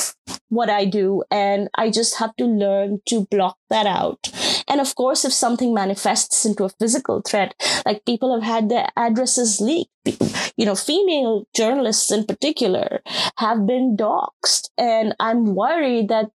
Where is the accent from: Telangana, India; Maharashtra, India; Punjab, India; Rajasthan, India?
Rajasthan, India; moved away; my experiences of what my home state looks like when it comes to caste